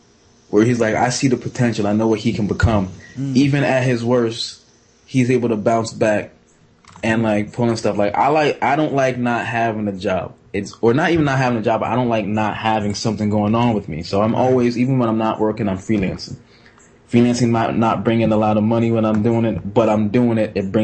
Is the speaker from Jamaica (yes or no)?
yes; Jamaica; I'm typical Jamaican.